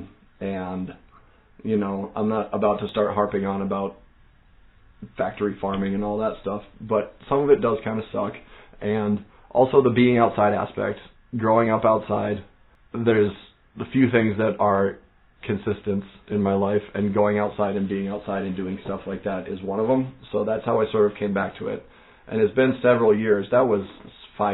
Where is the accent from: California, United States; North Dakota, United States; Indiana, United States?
North Dakota, United States; moved away as an adult; now in Minnesota, United States; growing up in North Dakota